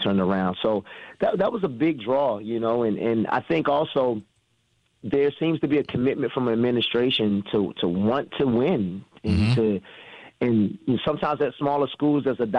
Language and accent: English; East Coast, United States; moved away as an adult; also born or lived in Milwaukee; now in Frederick, United States; I'm from the East Coast